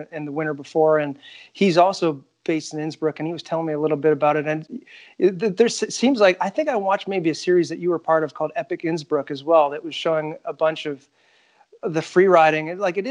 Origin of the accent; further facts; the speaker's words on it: Canada; And I was born and raised in Canada, and I've only been to New Zealand a couple of times, and I haven't been back since I was a small child, probably 7 years old.